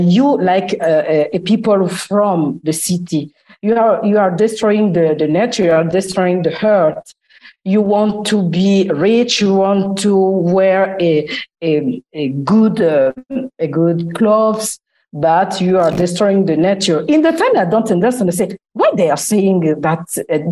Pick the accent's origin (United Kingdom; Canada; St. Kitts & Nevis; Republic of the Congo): Republic of the Congo; English is a second language; moved away as an adult; also born or lived in Italy; now in Milan, Italy; I'm from the Republic of Congo